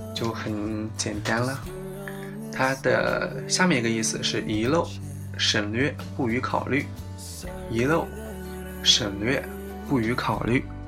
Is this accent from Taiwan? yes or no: no; China; 我们中国人